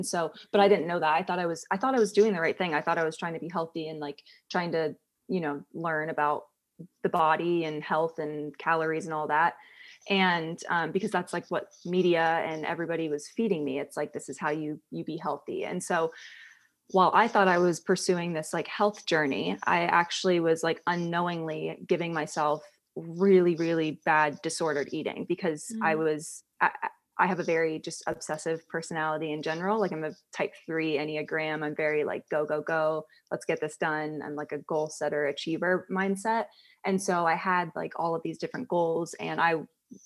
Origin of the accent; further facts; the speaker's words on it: Columbus, Ohio, United States; moved away as an adult; also born or lived in England; now in Kentucky, United States; I was born in England. And then my parents moved to America when I was 4. I grew up in Columbus, Ohio.